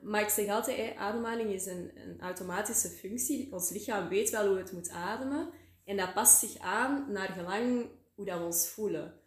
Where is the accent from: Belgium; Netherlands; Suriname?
Belgium; Antwerp area, Flanders; moved away as an adult; now in Waasland, Belgium; Ik ben oorspronkelijk uit het Antwerpse, maar voor de liefde ben ik eh, naar het Waasland verhuisd